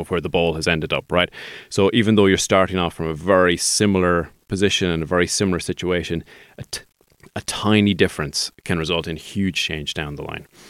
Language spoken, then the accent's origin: English; Sligo, Connacht, Ireland; I'm a Sligo man